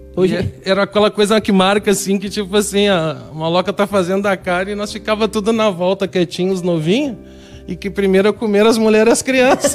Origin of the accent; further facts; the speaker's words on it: Canoas, Rio Grande do Sul, Brazil; quando eu saí daqui, quando eu saí de Canoas